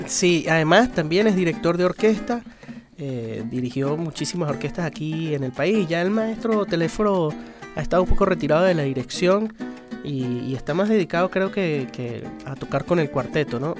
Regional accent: Andean Venezuela, Venezuelan Andes, Venezuela; yo soy muy gocho

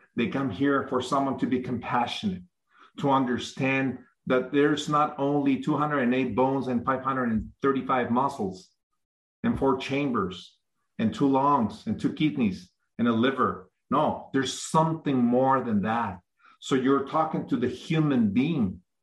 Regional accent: Mexico; I'm from Mexico. Mm-hmm. I was born and raised in Mexico

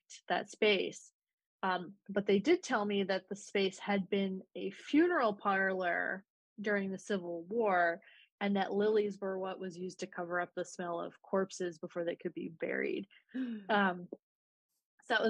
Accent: Leesburg, Virginia, United States; moved away as an adult; now in New York, United States; I'm from Virginia originally, from a town called Leesburg, which is I guess Northern Virginia

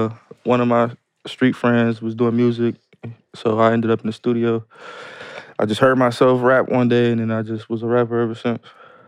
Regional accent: Los Angeles, California, United States; Local, L.A.

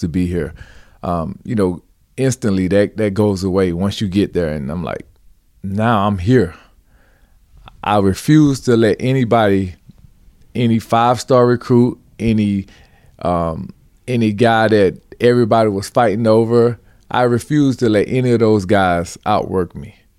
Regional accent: Georgia, United States; I grew up in Georgia

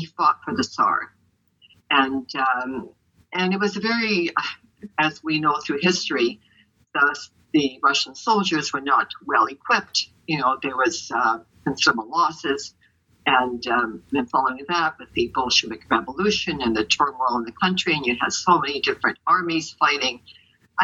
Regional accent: Winnipeg, Manitoba, Canada; first language Ukrainian; English is a second language; I was born in Winnipeg, Manitoba, but my first language was Ukrainian because Baba was living with us and she didn't speak English

